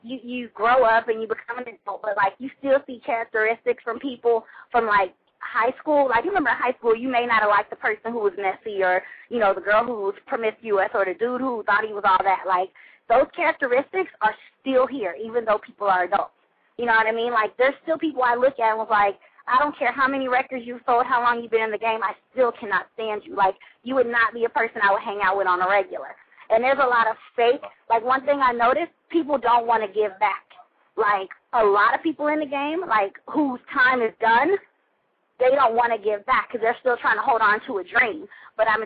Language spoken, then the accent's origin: English; California, United States; also born or lived in Atlanta, Georgia; I'm from California, not Los Angeles